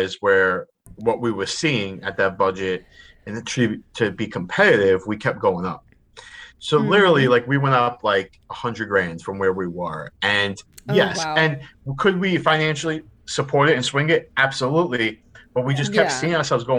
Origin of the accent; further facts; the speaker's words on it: New York City, New York, United States; also born or lived in Rhode Island; I am from Staten Island, New York. I am 37 years old, born and raised in New York City. I lived here my entire life